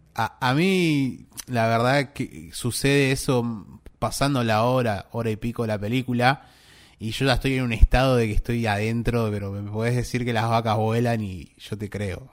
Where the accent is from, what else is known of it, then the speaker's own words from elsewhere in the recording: Argentina; de donde somos nosotros, de Argentina